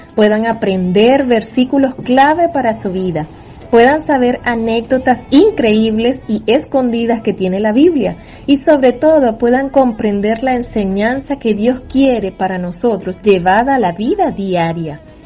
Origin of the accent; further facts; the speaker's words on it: Venezuela; soy pastora de la Iglesia Discípulos de Cristo de Valencia en Venezuela. Nací, crecí, me desarrollé y sirvo al Señor en este bello país